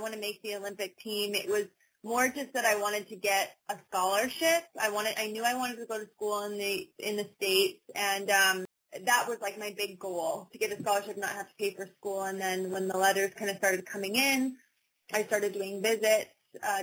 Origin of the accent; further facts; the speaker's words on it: Humboldt, Saskatchewan, Canada; I grew up in Humboldt doing a ton of different sports